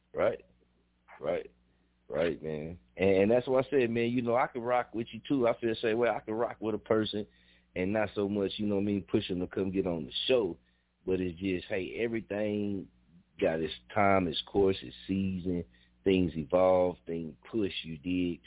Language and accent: English; Muskogee, Oklahoma, United States; I'm born and raised in Muskogee